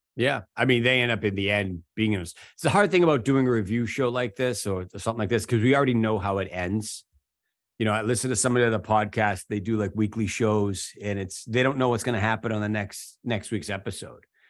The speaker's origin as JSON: {"language": "English", "town": "Boston", "region": "Massachusetts", "country": "United States", "said": "being a Bostonian"}